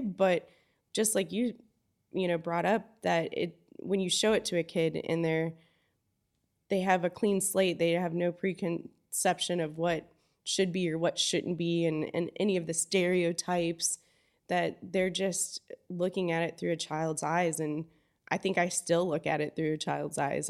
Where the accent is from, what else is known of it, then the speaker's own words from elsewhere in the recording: Fort Myers, Florida, United States; also born or lived in Belize / Homosassa, Florida; I grew up in Fort Myers, um, fifth generation Fort Myers